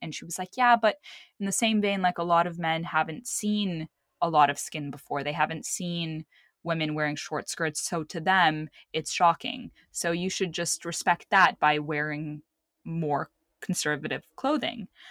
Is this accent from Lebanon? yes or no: yes; Lebanon; moved away; also born or lived in Saudi Arabia; I was born in Saudi Arabia, and then I grew up in Lebanon